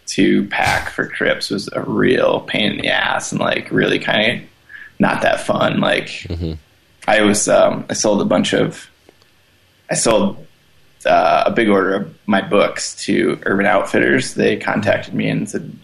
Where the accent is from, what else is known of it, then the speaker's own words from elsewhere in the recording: the Midwest, Iowa, United States; moved away as an adult; now in Denver, United States; I come from the Midwest, which is a pretty practical place to grow up